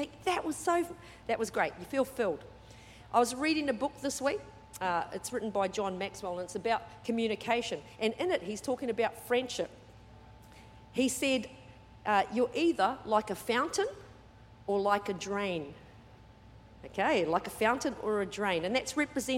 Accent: New Zealand; also born or lived in Sydney, Australia / Perth, Australia / Brisbane, Australia / Mackay, Australia; now in Australia; I was brought up in New Zealand, but 3 different parts of New Zealand.

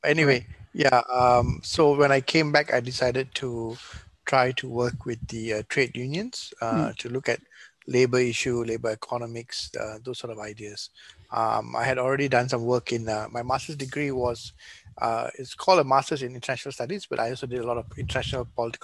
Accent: Petaling Jaya, Selangor, Malaysia; also born or lived in Australia; I'm born and bred in Malaysia. I was born in Petaling Jaya, PJ.

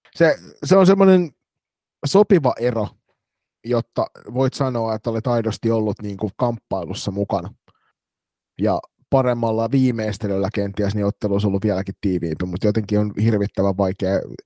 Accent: Turku, Southwest Finland, Finland; born or raised there

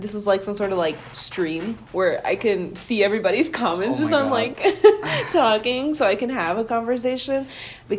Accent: Milwaukee, Wisconsin, United States; Growing up in Milwaukee my whole life

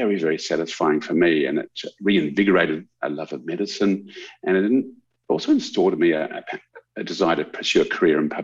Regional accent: Canberra, Australian Capital Territory, Australia; moved away as an adult; now in Adelaide, Australia; I grew up in Canberra, and I was born in Adelaide, but Dad got a job with a CSIRO when I was five. So I grew up in Canberra, went to school in Canberra

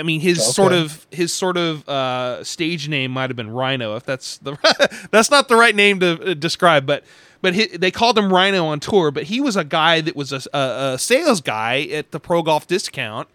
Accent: Sacramento, California, United States; I grew up in Sacramento

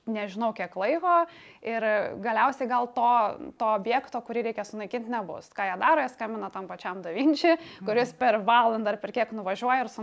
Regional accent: Lithuania; tokie kaip mes iš Lietuvos

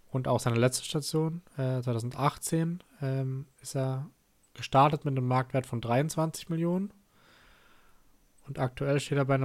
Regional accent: Freiburg, Baden-Württemberg, Germany; aber ja, als, als Freiburger mag man trotzdem Stuttgart ist nicht sonderlich, ehrlich gesagt.

